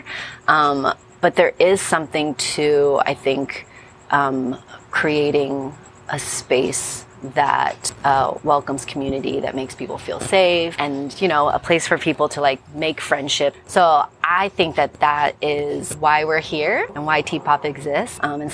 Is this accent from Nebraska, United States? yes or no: no; Phoenix, Arizona, United States; moved away as an adult; now in Los Angeles, United States; I was born in Phoenix, Arizona, so not too far from here